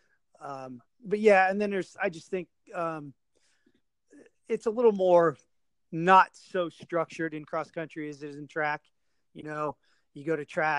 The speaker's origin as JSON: {"language": "English", "region": "Nebraska", "country": "United States", "tie": "born or raised there", "also_born_or_lived": "Louisville, Kentucky", "moved": "as an adult", "lives_now": "Oklahoma, United States", "said": "after high school, I went to work for company my dad had worked for. I moved from Nebraska to Louisville, Kentucky"}